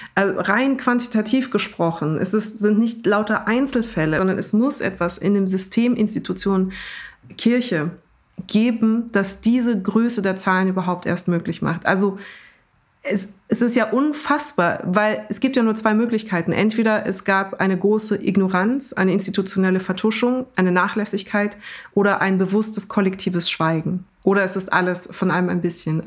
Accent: Germany; ich bin natürlich einfach als in Deutschland aufgewachsene

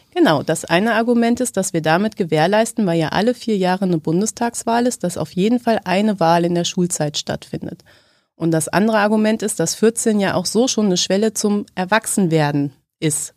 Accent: Hanover, Lower Saxony, Germany; moved away as an adult; also born or lived in Göttingen; Ich komme aus Hannover. Ich bin da geboren und lebe da jetzt auch wieder

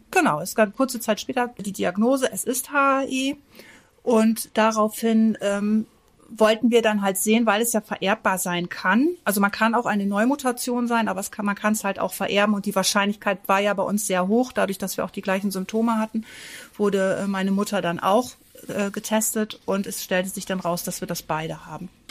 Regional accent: Northern Germany, Germany; bei uns im Norden

